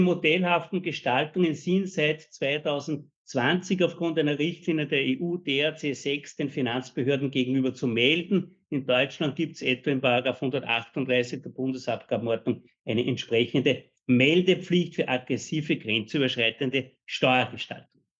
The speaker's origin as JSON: {"language": "German", "country": "Austria", "said": "uns als Österreicher"}